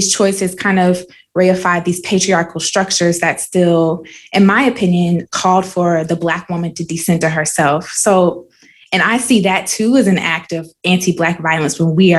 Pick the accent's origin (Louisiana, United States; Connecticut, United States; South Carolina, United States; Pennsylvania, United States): South Carolina, United States; I'm from South Carolina